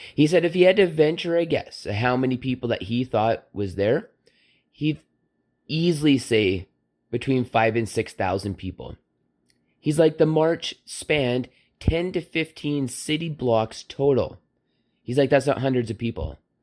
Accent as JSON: {"language": "English", "region": "Southern Alberta", "country": "Canada", "tie": "born or raised there", "said": "I ate at many Hutterick colonies growing up in Southern Alberta"}